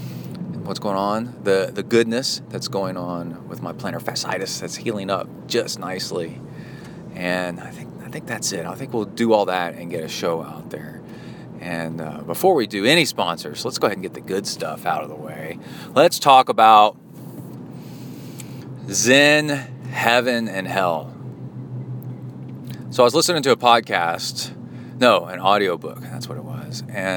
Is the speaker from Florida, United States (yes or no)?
no; Houston, Texas, United States; also born or lived in Ohio / Alabama / College Station; I'm from Houston, sort of. I'm from Ohio, Alabama, and then mostly Houston, and then College Station.